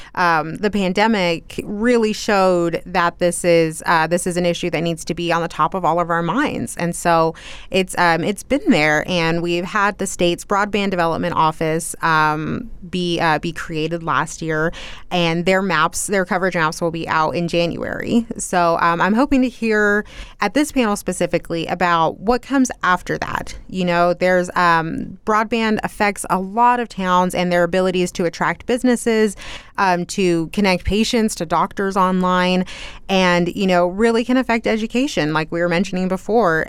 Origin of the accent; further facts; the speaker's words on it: Loveland, Texas, United States; moved away as an adult; now in Lubbock, United States; I was born and raised in Loveland, and I stayed there until I was twenty-three years old, and then I moved here to Lubbock